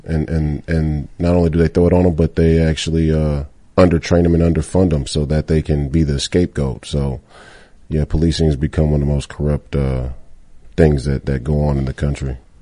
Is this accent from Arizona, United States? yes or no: no; Minnesota, United States; Duluth, Minnesota, my, my, my home state